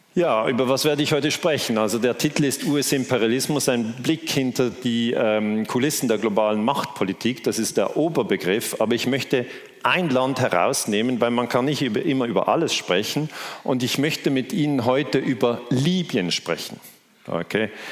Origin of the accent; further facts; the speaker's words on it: Switzerland; Ich komme aus der Schweiz